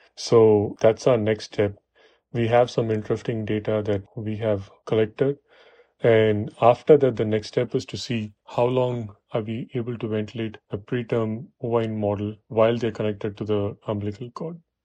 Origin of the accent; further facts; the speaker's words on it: Chennai, Tamil Nadu, India; moved away as an adult; also born or lived in Buffalo, New York, United States; now in New York, United States; I was born and raised in Chennai